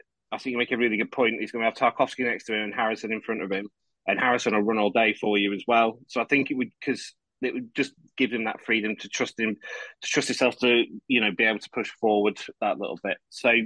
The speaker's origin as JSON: {"language": "English", "region": "England", "country": "United Kingdom", "said": "being English"}